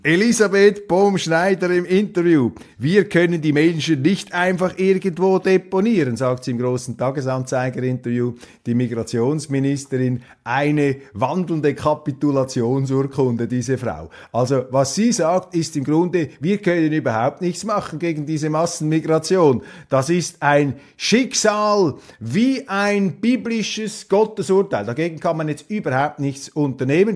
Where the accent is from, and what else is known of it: Switzerland